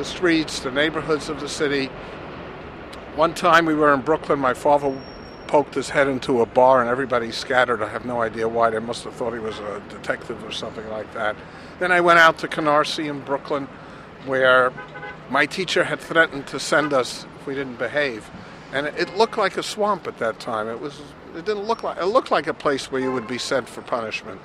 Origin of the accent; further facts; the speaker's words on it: Switzerland; English is a second language; moved away; I was born in Switzerland, and I also did not speak English. Now I know English, a little bit